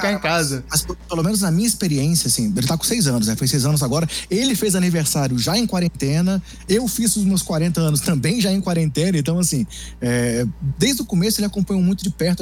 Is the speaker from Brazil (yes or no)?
yes; Brasília, Federal District, Brazil; como sou de Brasília, sou torcedor aqui do, do time de Brasília